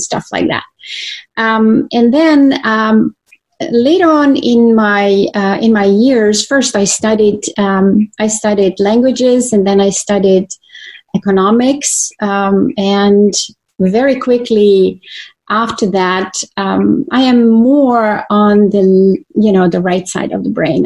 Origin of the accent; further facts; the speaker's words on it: Croatia; moved away; I was born in Croatia, so I'm a native Croatian um, woman that has been raised my in my early years by my maternal grandparents in the country on a farm